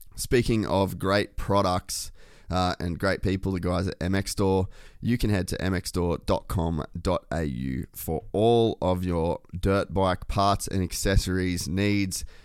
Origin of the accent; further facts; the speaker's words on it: Cairns, Queensland, Australia; moved away as an adult; also born or lived in Huntington Beach, California, United States; now in Burleigh, Australia; I grew up in Cairns